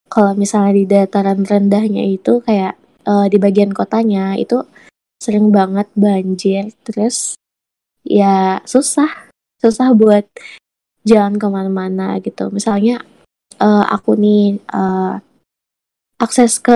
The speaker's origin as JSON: {"language": "Indonesian", "town": "Malinau", "region": "North Kalimantan", "country": "Indonesia", "tie": "born or raised there", "said": "jadi aku tuh asli orang Malinau kan hmm. masalah banjir di Malinau itu di tempatku ya alhamdulillah nggak begitu sering ya."}